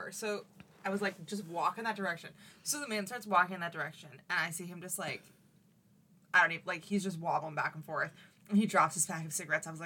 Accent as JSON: {"language": "English", "town": "Boston", "region": "Massachusetts", "country": "United States", "said": "Yeah, I'm like, sir, I am from Boston."}